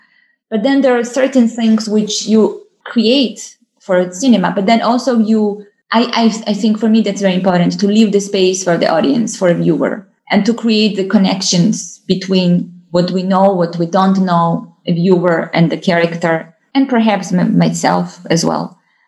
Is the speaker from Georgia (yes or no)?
yes; Georgia; English is a second language; but in Georgia and in my hometown and in different forests, and those were different birds